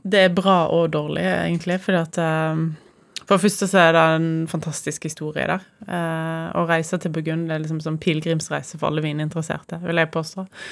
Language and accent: Norwegian; Voss, Vestland, Norway; jeg kommer fra Voss, så mitt forhold til eldehus er veldig sterkt